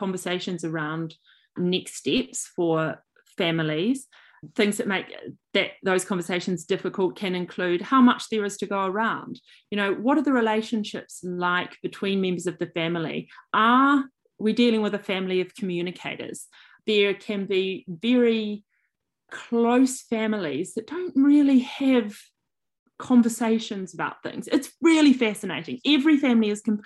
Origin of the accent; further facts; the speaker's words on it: New Zealand; moved away as an adult; also born or lived in United Kingdom / Sydney, Australia; now in Trundle, Australia; I am, as may be obvious from my accent, originally from New Zealand. I moved to Australia in 2007 with my now husband